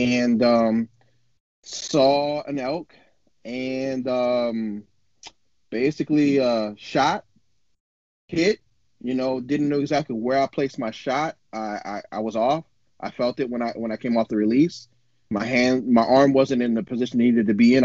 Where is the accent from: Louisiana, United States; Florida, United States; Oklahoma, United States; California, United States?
Louisiana, United States; New Orleans; first language English; moved away as an adult; now in Oregon, United States; I was born and raised in New Orleans, Louisiana